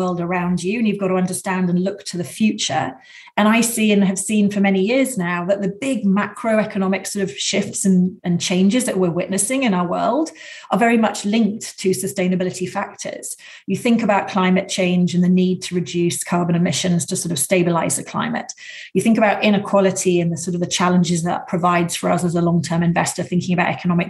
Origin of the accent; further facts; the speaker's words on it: United Kingdom; moved away as an adult; also born or lived in Washington, D.C., United States / Chicago, United States; now in California, United States; I grew up and I worked in the UK, as you can probably tell from my accent, for the first 30 years.